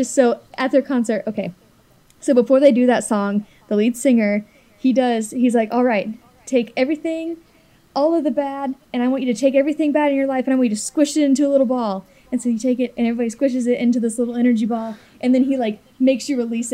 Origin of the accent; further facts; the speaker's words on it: Cincinnati, Ohio, United States; I'm kind of from Cincinnati. I'm basically from Cincinnati